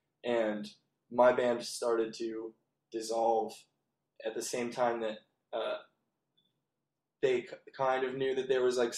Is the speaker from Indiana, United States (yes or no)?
yes; Valparaiso, Indiana, United States; moved away as an adult; also born or lived in Grand Rapids, Michigan; I was born and raised in Valparaiso, Indiana